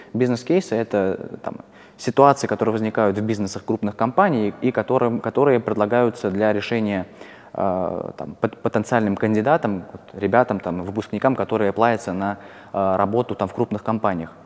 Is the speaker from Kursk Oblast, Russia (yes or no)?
yes; Kursk, Kursk Oblast, Russia; moved away as an adult; also born or lived in Moscow; я вообще не из Москвы, я из Курска, а, я когда перебрался в Москву